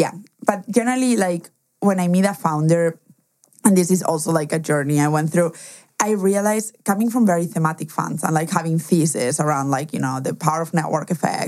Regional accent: Germany; English is a second language; also born or lived in Spain; Obviously, we said that I was from Spain, but also I cannot escape my accent and or my name. But what most people don't know is I was actually raised in Germany.

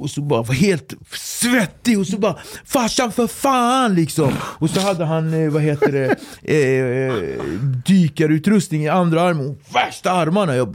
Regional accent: Sweden; jag är från, från Sverige.

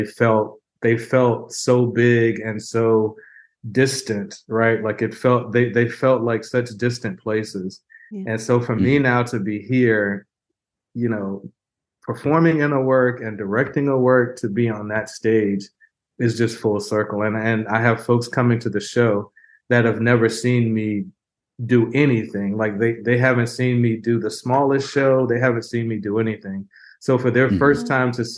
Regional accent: Houston, Texas, United States; I grew up in Houston

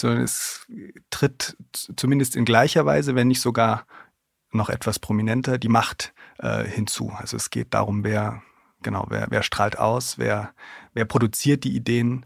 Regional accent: Thuringia, Germany; moved away as an adult; also born or lived in Gotha; now in Leipzig, Germany; Ich komme aus Thüringen, wohne in Leipzig und arbeite in Berlin

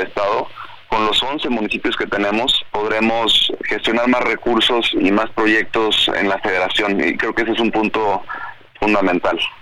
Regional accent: Cancún, Quintana Roo, Mexico; soy cancunense, quintanarroense, tengo 29 años de edad

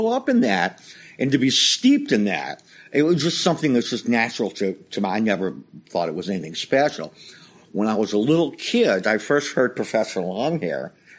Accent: New Orleans, Louisiana, United States; now in Los Angeles, United States; I grew up in New Orleans. I'm 65 years old.

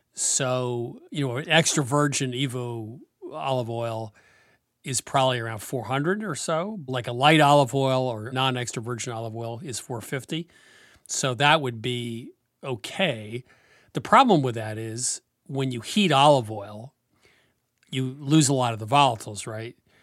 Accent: New England, United States; I'm from New England

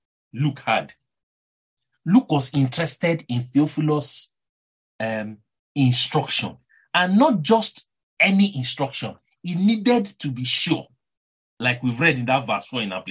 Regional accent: Nigeria; accent: Nigerian; Someone like me that has a Nigerian accent

